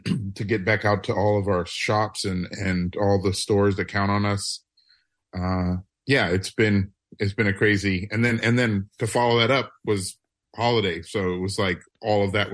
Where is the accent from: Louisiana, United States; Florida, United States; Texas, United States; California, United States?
Louisiana, United States; New Orleans; moved away; I'm from New Orleans